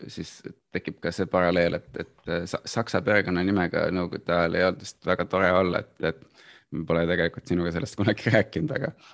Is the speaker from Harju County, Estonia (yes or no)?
yes; Saue, Harju County, Estonia; born there; Saue oli samamoodi alev, kui ma sündisin ja Saue sai linnaõigused üheksakümne kolmandal aastal augustis.